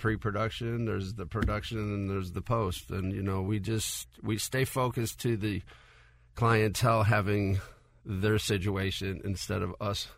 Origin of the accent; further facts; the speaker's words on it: Calabria, Italy; Yeah, so we're from Calabria, which is the southernmost tip of Italy. It's the poorest region in Italy.